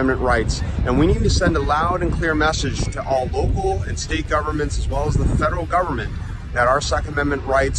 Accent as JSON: {"language": "English", "town": "San Francisco", "region": "California", "country": "United States", "tie": "born or raised there", "said": "My hometown of San Francisco, California."}